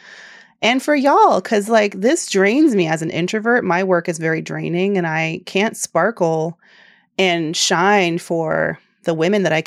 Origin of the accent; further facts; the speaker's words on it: Atlanta, Georgia, United States; my hometown, Atlanta